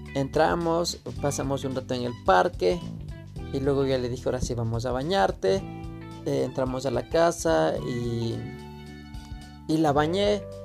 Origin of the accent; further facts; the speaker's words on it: Quito, Pichincha, Ecuador; yo soy de Quito